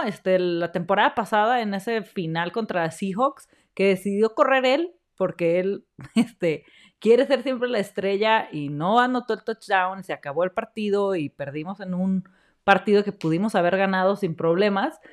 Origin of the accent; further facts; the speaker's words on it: Mexico; como mexicanos